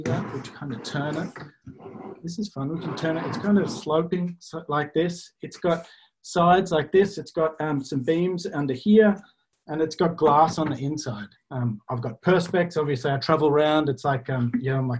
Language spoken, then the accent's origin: English; Australia; I'm Australian, as you can hear